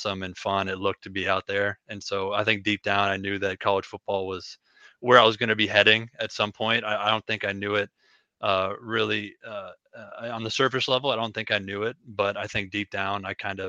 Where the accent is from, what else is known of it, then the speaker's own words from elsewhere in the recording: Ackley, Iowa, United States; moved away as an adult; now in Macomb, United States; I'm from a really small town in Iowa. Ackley, Iowa is the name of it